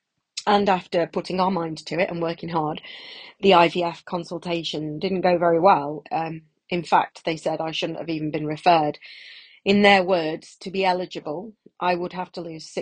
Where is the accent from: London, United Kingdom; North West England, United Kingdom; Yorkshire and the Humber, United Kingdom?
North West England, United Kingdom; Manchester; moved away; I'm originally from Manchester